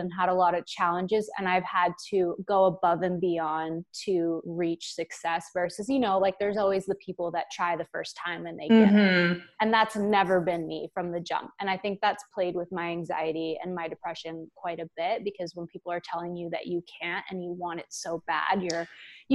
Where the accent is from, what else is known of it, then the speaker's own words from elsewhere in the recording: Canada; I want to represent Canada because we're Canadian as well.